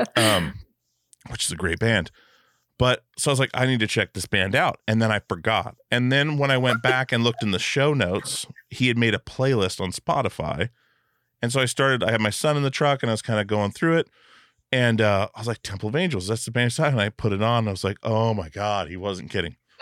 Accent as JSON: {"language": "English", "region": "Alaska", "country": "United States", "tie": "born or raised there", "moved": "yes", "lives_now": "Portland, United States", "said": "I grew up in Alaska"}